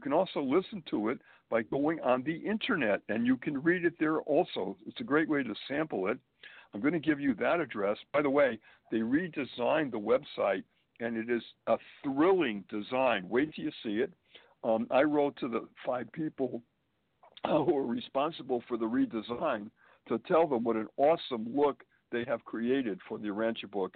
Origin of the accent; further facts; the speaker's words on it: Springfield, Massachusetts, United States; moved away as an adult; also born or lived in Boston, Massachusetts / Manhattan, New York; now in New York City, United States; I was born and raised in New England, Springfield, Massachusetts, to be exact